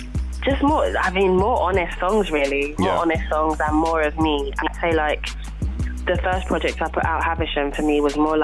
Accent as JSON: {"language": "English", "region": "London", "country": "United Kingdom", "said": "I'm from South as well."}